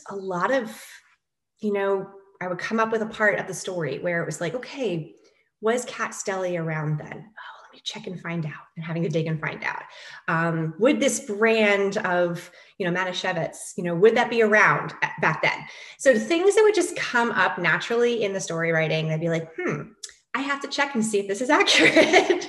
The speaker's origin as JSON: {"language": "English", "region": "New York", "country": "United States", "moved": "yes", "said": "I am a New Yorker"}